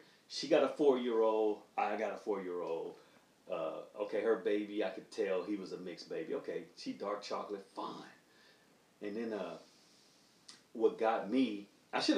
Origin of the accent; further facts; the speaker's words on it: Oakland, California, United States; I grew up in Oakland